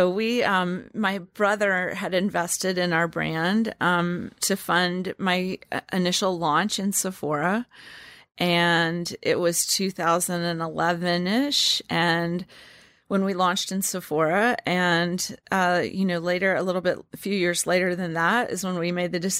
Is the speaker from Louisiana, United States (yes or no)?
yes; Louisiana, United States; In fact, we say that we're Southerners in the city, and I am from Louisiana, and she quickly learned the way that in which I think about things is truly reminiscent of how I was brought up